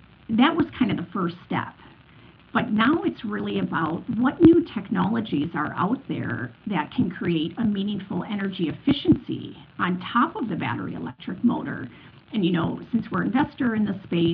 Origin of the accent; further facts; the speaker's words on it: Detroit, Michigan, United States; moved away as an adult; now in Europe; I come from Detroit, so I lived most of my life there before the last 13 years over in Europe.